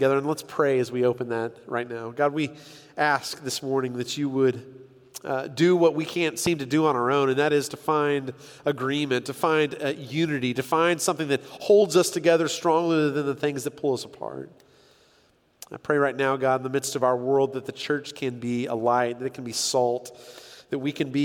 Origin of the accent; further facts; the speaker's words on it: San Diego, California, United States; I grew up in San Diego, California